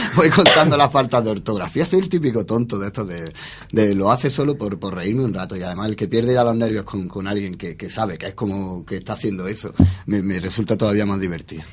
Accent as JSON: {"language": "Spanish", "country": "Spain", "said": "somos españoles"}